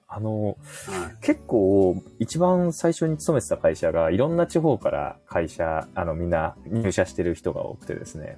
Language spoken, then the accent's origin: Japanese; Kanto, Japan; also born or lived in Yokosuka / Yokohama; 関東出身